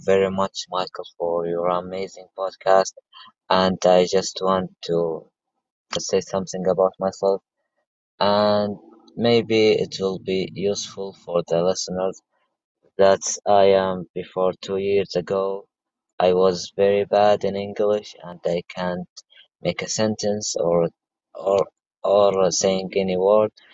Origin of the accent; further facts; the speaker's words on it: Saudi Arabia; English is a second language; I am from Saudi Arabia